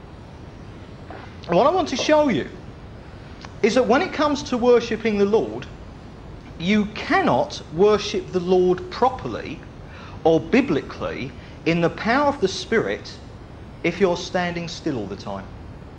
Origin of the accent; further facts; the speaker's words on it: United Kingdom; We're Brits. We're British.